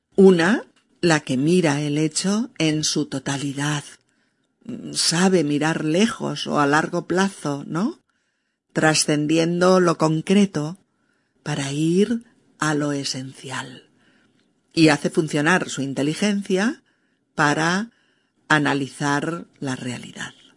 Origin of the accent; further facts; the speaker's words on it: Castilla-La Mancha, Spain; moved away; mi tierra de origen en un pequeño pueblecito de Castilla-La Mancha